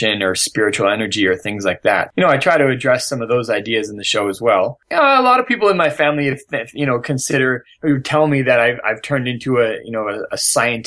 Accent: Vancouver, British Columbia, Canada; now in New York, United States; I'm from Vancouver, British Columbia, Canada

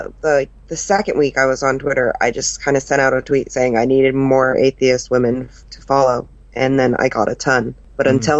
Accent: Colorado Springs, Colorado, United States; Colorado Springs

